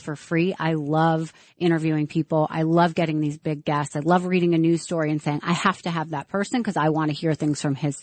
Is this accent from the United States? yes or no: yes; New York, United States; I'm a New Yorker. I love New York. I've been through so much here